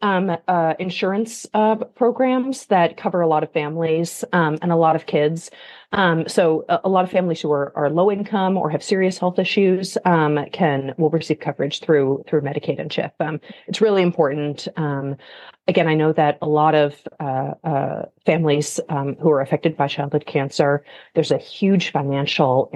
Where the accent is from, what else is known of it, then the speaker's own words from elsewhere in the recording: Alaska, United States; moved away; I'm from Alaska originally